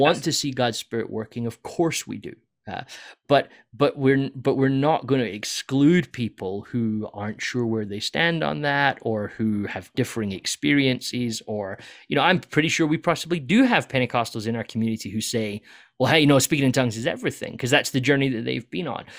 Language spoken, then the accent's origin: English; United Kingdom; moved away; I'm this British guy who's come in from the U K